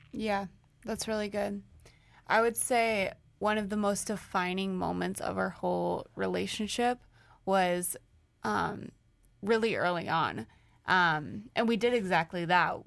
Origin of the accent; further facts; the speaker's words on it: St. Louis, Missouri, United States; moved away as an adult; now in Chicago, United States; we're from St. Louis.